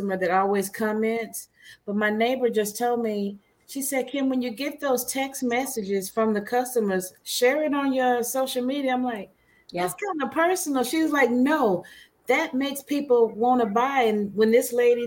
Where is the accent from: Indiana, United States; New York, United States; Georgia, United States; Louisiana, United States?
Louisiana, United States; now in Texas, United States; I'm from Louisiana